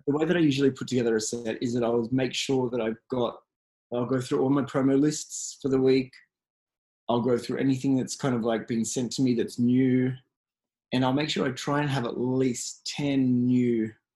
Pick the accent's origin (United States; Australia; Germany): Australia; I'm from Australia